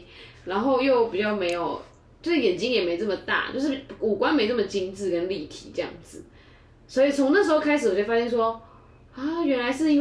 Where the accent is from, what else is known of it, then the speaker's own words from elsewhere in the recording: Taiwan; 我们台湾人